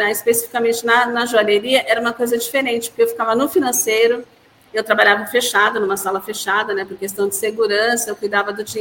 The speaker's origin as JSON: {"language": "Portuguese", "town": "Santa Cecília do Pavão", "region": "Paraná", "country": "Brazil", "said": "Eu, na realidade, eu vim do outro lado, eu vim do Paraná, de uma cidade chamada Santa Cecília do Pavão."}